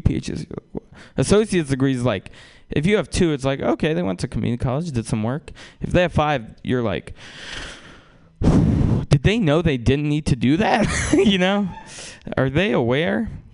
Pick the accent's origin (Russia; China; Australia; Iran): Russia; now in United States; I wasn't uh, born in America. I was born in Russia